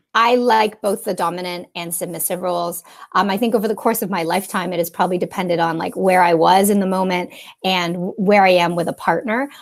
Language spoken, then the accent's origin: English; Canada; accent: Canadian; also born or lived in Toronto; I'm a Canadian.